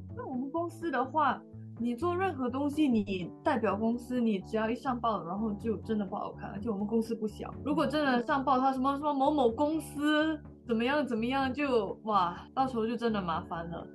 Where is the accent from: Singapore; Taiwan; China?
Singapore; 我是来自新加坡的